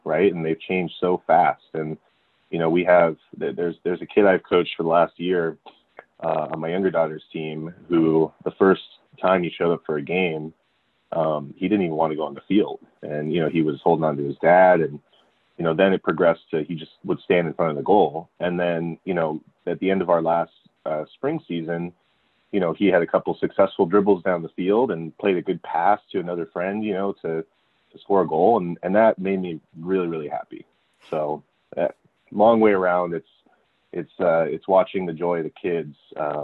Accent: California, United States; also born or lived in San Francisco, California / Miami, Florida; So I grew up in California, and I was born in San Francisco, and I spent 7 years there. Then my dad got a job in Miami, Florida, for 2 years

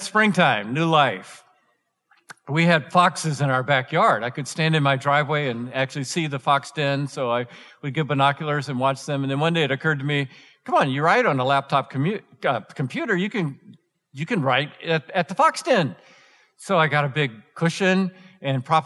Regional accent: Atlanta, Georgia, United States; now in Colorado, United States; I grew up in Atlanta

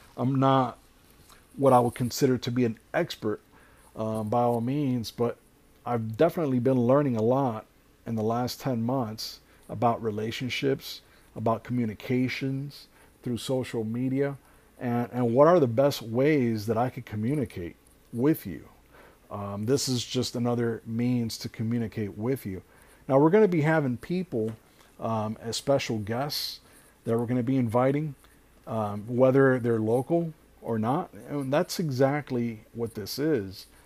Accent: Hialeah, Florida, United States; I'm originally born and raised in Hialeah, which is South Florida

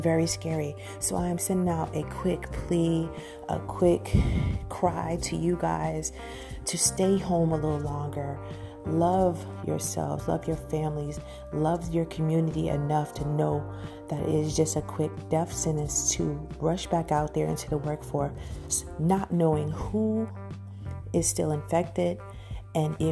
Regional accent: New York, United States; now in Georgia, United States; New York, stand up. I love y'all. It's my hometown.

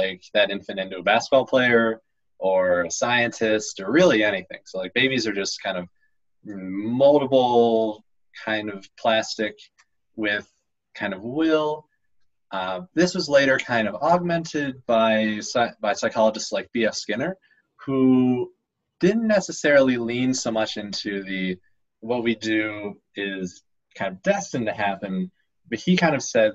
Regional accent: United States; I'm an American

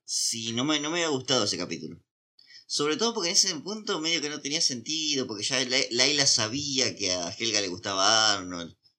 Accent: Argentina; somos argentinos, capaz que pasamos ah. por mexicanos

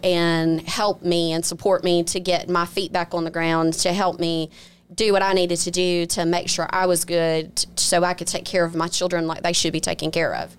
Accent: Biloxi, Mississippi, United States; I'm originally from Biloxi, been here all my life, went off to school and then came right back home

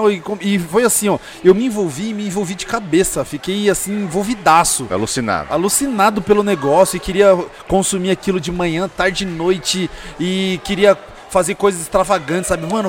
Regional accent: São Paulo, Brazil; Sempre morei em Itaquera.

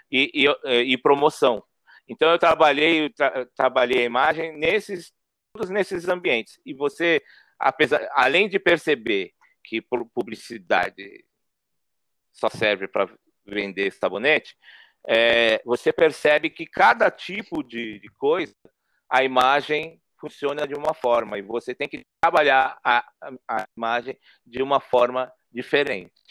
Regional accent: São Paulo, Brazil; Eu sou da periferia, né? Eu cresci é, na Zona Norte, ali, próximo ao Jardim Peri, Horto Florestal, Mandaqui.

